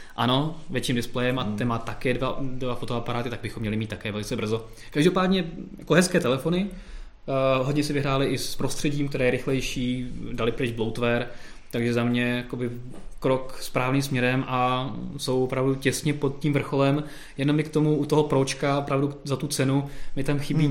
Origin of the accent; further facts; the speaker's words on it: Czechia; jsme Češi